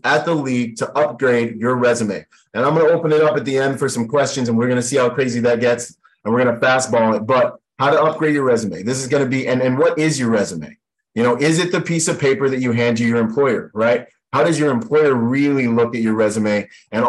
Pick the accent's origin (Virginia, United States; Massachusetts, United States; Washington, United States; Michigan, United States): Washington, United States; also born or lived in Bahamas / Florida; now in Southern California, United States; I grew up in Washington State